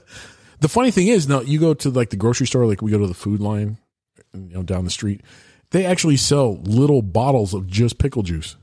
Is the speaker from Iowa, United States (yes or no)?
yes; Iowa, United States; I grew up in Iowa